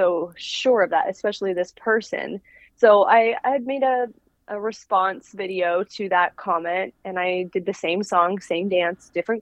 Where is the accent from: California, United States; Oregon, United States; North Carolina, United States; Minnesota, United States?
Oregon, United States; Portland; also born or lived in Utah; I'm from Portland, Oregon. And I was born in Portland, Oregon, and grew up here kind of my whole life